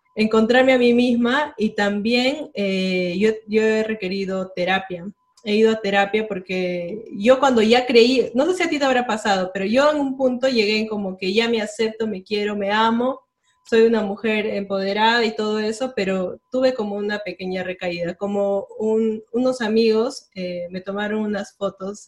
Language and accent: Spanish; Cusco, Peru; yo soy del Cusco